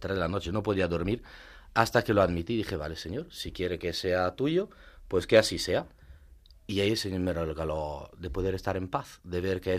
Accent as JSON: {"language": "Spanish", "country": "Italy", "second_language": "Spanish", "moved": "as an adult", "lives_now": "Madrid, Spain", "said": "A ver, soy … soy italiano, eh, soy presbítero."}